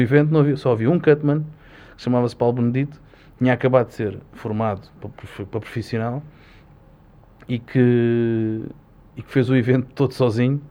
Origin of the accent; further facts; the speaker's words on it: Portugal; tenho muito orgulho é ser português